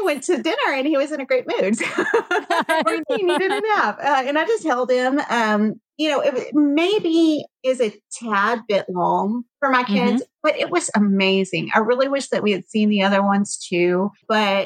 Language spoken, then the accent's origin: English; Cajun, Louisiana, United States; we are Cajun